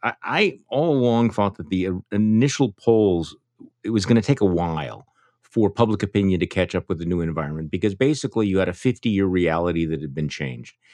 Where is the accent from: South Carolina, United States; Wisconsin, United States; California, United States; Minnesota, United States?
Wisconsin, United States; My home state